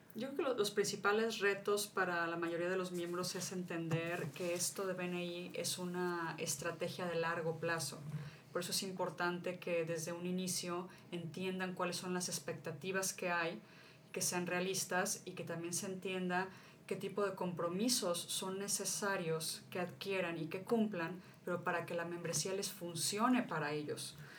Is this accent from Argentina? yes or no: no; Mexico; mi país